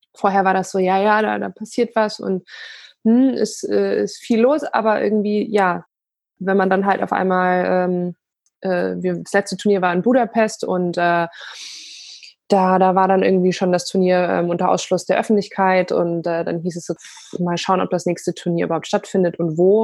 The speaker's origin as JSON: {"language": "German", "town": "Bayreuth", "region": "Bavaria", "country": "Germany", "tie": "born or raised there", "first_language": "Polish", "second_language": "German", "said": "ich bin äh, in Bayreuth geboren"}